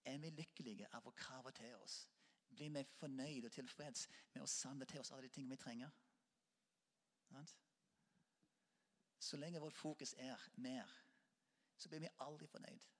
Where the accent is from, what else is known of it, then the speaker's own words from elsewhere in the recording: Norway; Selv om vi ikke er katolikker, selv om vi er nordmenn og lutheraner.